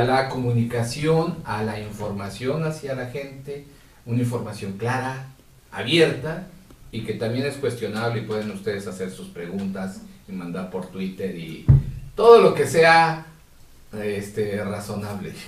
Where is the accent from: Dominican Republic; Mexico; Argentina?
Mexico; esos ahorros que hemos tenido todos como mexicanos